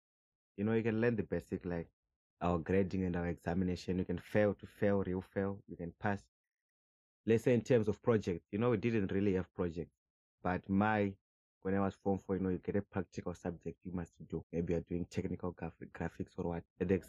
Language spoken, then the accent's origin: English; Zimbabwe; moved away as an adult; now in South Africa; I'm from Zimbabwe. I'm aged 23. I've been in Zimbabwe for a long time. I think maybe from since I was born, 2000 till 2018. Then I came here to South Africa.